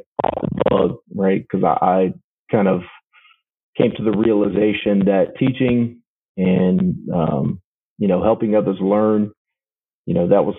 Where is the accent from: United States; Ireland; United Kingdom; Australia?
United States; Danville, Virginia; also born or lived in Newport News, Virginia; we moved to Danville, Virginia, my mother and I, and that's where I grew up